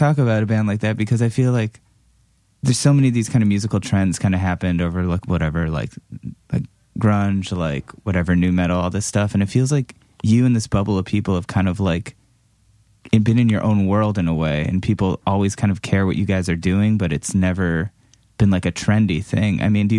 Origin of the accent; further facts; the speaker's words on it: Cleveland, Ohio, United States; And I used to see so many Scott, growing up in Cleveland, you know, Scott was from Buffalo.